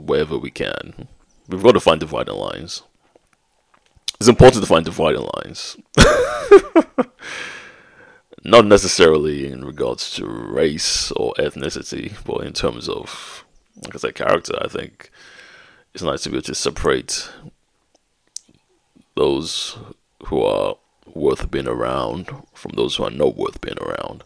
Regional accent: Nigeria; now in United Kingdom; growing up in Nigeria

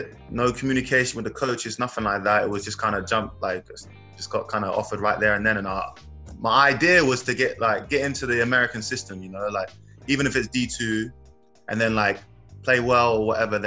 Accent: Milton Keynes, South East England, United Kingdom; moved away as an adult; also born or lived in South Dakota; From Milton Keynes, England

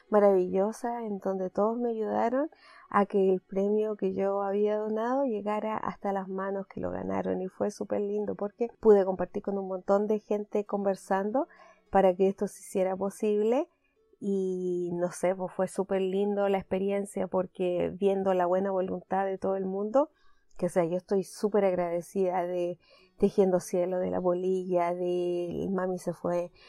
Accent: Canada; como buena canadiense que soy, decidí tener temporadas.

